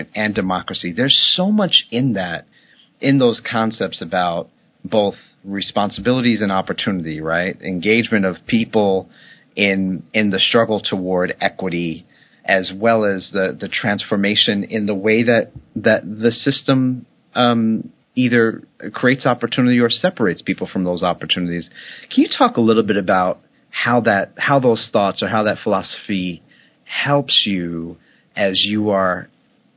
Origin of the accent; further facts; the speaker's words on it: New York City, New York, United States; I grew up in Red Hook, Brooklyn